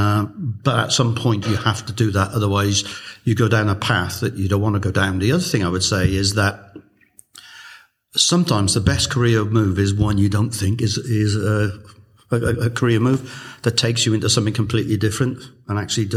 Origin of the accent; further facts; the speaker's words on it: Newport, Wales, United Kingdom; moved away as an adult; also born or lived in Coventry / New York; I moved from Newport to Coventry to New York to Newport Beach, California.